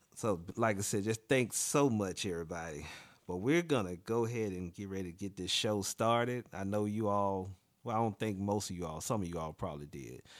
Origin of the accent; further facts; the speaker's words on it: near Montgomery, Alabama, United States; now in Washington, D.C., United States; the closest airport to my hometown is Montgomery, Alabama